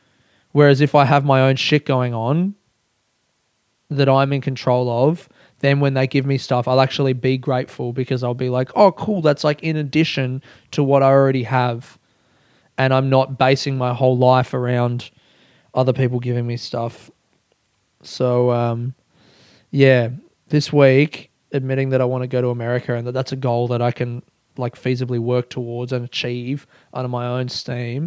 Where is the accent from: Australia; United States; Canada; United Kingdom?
Australia; as an Australian